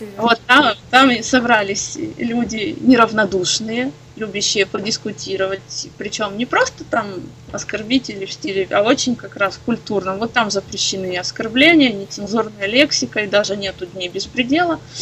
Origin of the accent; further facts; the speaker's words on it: Odesa, Odesa Oblast, Ukraine; я из Одессы